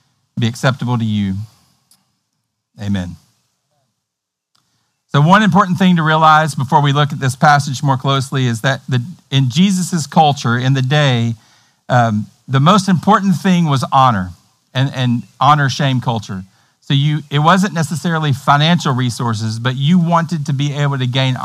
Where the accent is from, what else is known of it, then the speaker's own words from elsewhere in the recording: Tennessee, United States; accent: hillbilly Tennessee; my hillbilly Tennessee accent